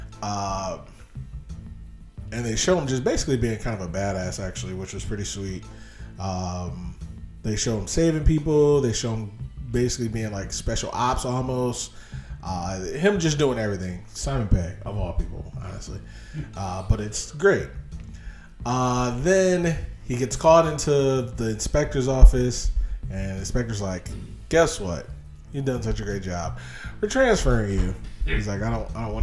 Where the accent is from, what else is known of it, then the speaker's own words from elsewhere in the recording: United States; I'm an American